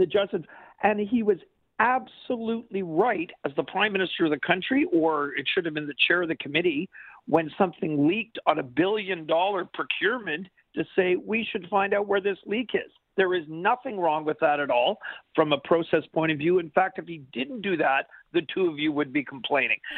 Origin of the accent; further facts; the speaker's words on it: Quebec, Canada; I'm a Quebecer.